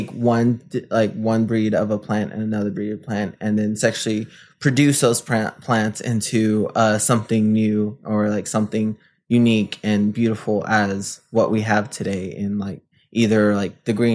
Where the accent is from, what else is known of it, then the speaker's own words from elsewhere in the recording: San Antonio, Texas, United States; moved away as an adult; now in Lubbock, United States; I am originally from San Antonio, Texas.